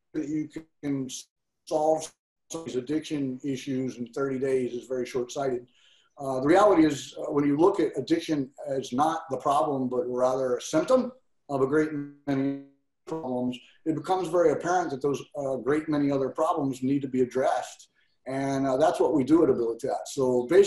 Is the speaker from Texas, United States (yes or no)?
yes; Texas, United States; moved away as an adult; now in Hawaii, United States; my home state of Texas